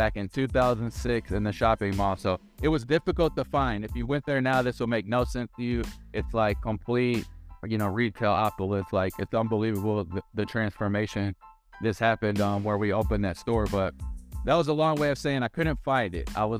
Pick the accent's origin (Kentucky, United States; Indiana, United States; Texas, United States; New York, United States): Kentucky, United States; Louisville; moved away as an adult; also born or lived in Southwest Florida; I was born and raised in Louisville, Kentucky